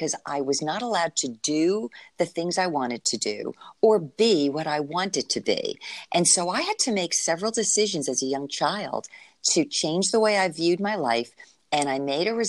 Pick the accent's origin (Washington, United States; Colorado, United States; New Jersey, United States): New Jersey, United States; now in Florida, United States; I'm from New Jersey, even though we've been living in Florida for ages.